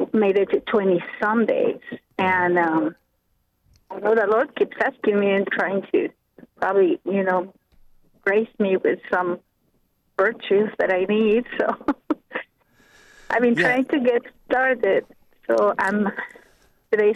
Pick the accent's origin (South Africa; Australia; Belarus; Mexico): Mexico; now in United States; when I grew up in Mexico